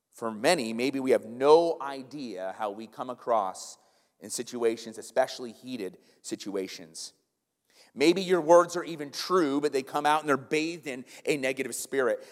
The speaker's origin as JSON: {"language": "English", "region": "the North", "country": "United States", "said": "If we go down the South, they know we're from the North"}